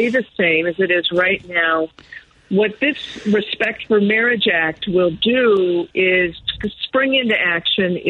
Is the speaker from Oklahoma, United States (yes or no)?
no; Evanston, Illinois, United States; accent: Illinois; now in New York, United States; I was born in Evanston, Illinois, and consider my roots and accent to be from Illinois